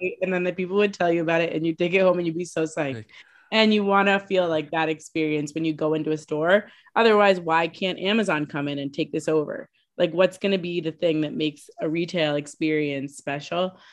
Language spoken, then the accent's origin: English; Boston, Massachusetts, United States; I'm from Boston